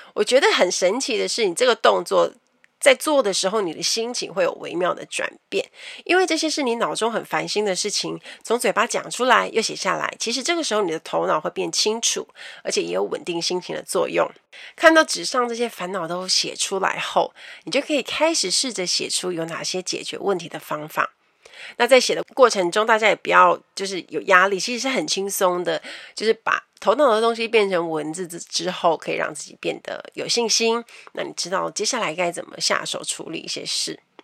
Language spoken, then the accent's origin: Chinese; Kaohsiung, Taiwan; 我是高雄人